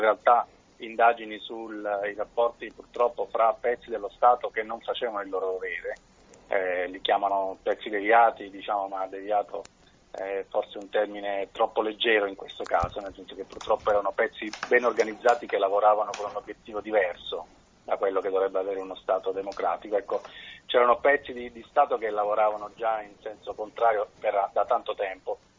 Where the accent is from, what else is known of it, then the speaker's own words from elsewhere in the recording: Bari, Apulia, Italy; also born or lived in Lecce; nella città dove sono cresciuto, che è Bari, io sono nato a Lecce